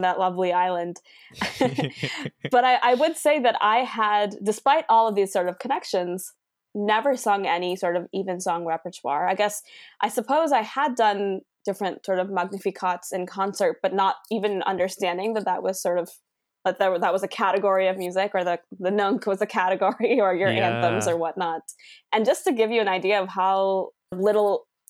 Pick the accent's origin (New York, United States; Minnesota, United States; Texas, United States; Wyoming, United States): Minnesota, United States; we were growing up in sort of Minnesota specifically, and I wasn't growing up in India